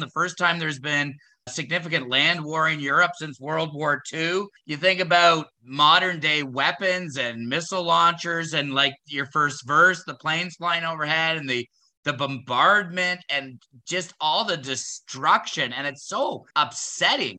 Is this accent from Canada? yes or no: yes; Canada; as a Canadian, I was raised to believe that we were a peacekeeping nation